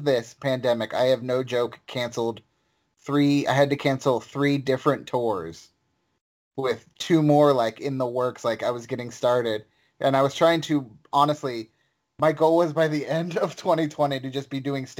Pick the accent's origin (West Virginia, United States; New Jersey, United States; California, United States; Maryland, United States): West Virginia, United States; Charleston; moved away; also born or lived in Chicago; I'm originally from West Virginia